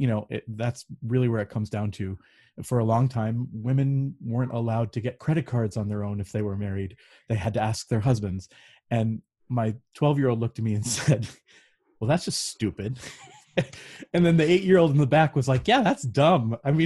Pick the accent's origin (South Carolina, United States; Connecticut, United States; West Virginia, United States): Connecticut, United States; also born or lived in Hawaii / California / Indiana / Illinois; So I'm from New England. I've lived all over the country. I've lived in Hawaii, California, Indiana, Illinois, New Jersey, Connecticut. Is where I'm from originally, and now I'm in Western Pennsylvania